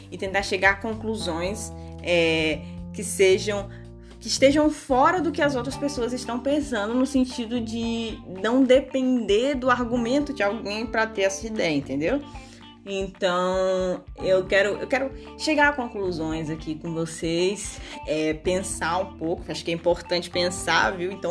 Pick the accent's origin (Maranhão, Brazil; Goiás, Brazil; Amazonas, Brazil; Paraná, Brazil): Maranhão, Brazil; moved away; Eu sou maranhense, moro, não moro mais no Maranhão. E uma forma de me reconectar com o Maranhão é o quê?